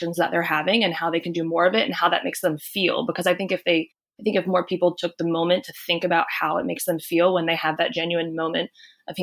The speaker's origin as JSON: {"language": "English", "region": "North Carolina", "country": "United States", "tie": "born or raised there", "said": "I'm originally from North Carolina, and I think it's a little bit of the Southern culture and a lot of what I was just raised"}